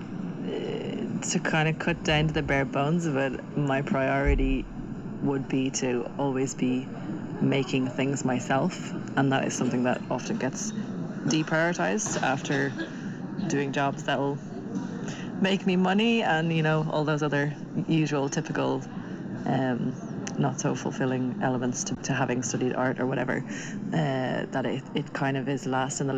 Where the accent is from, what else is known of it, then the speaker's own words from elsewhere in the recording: Dublin, Leinster, Ireland; moved away as an adult; also born or lived in Trondheim, Norway; now in Tynset, Norway; born and raised in Dublin, lived there till I was 25, moved to Trondheim, Norway, in 2013